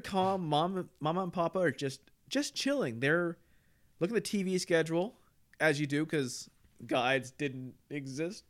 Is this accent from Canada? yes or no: yes; Canada; I was raised in Canada